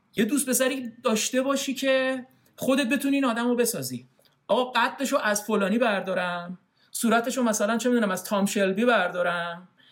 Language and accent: Persian; Iran; moved away as an adult; now in Canada; یه آدم خاورمیانه ای از ایرانم اومده